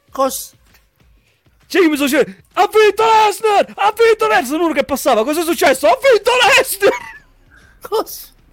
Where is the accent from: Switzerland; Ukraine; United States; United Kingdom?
Switzerland; Zermatt, Valais; io sono di Zarmat, Canton Vallese. Se conosci la zona, come fai? Non conosci la zona. Sto buco di paese lo conoscono tutti quanti alla fine.